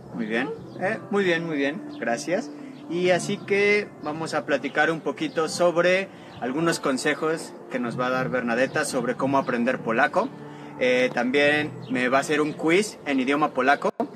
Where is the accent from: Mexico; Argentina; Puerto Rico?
Mexico; first language Spanish; moved away as an adult; now in Poland; soy mexicano, por lo tanto soy nativo de español